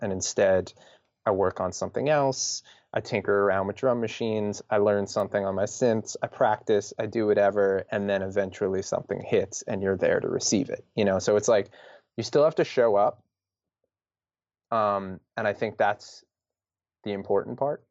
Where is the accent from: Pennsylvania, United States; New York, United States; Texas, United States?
New York, United States; we're from New York